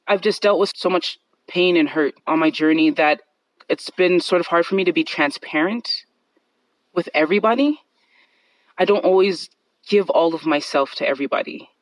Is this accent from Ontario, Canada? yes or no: no; Calgary, Alberta, Canada; I'm from Calgary, Canada